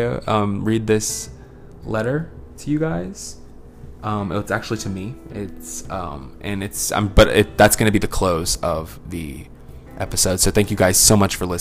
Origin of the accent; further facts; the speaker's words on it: Louisiana, United States; I'm a Louisiana, that was born and raised in Louisiana